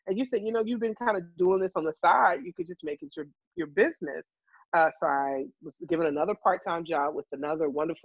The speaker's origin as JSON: {"language": "English", "town": "Chesapeake", "region": "Virginia", "country": "United States", "tie": "born or raised there", "also_born_or_lived": "New York", "moved": "as an adult", "said": "In high school, I wrote for my local paper in Virginia. I'm from Chesapeake, Virginia."}